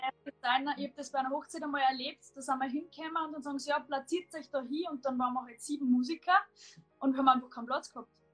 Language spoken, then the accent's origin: German; Salzburg, Austria; ich bin aus Salzburg